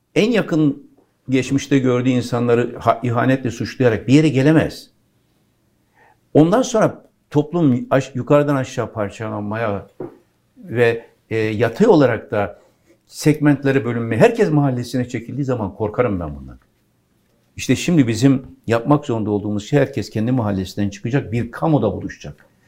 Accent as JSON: {"language": "Turkish", "area": "Pirlerkondu", "region": "Konya", "country": "Turkey", "tie": "born or raised there", "said": "benim doğduğum yerin adı pirler kondu"}